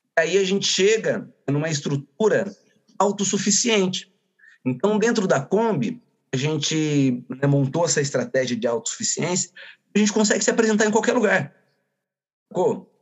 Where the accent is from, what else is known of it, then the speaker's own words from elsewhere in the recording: Iracemápolis, São Paulo, Brazil; Somos aqui da pequenina Iracemápolis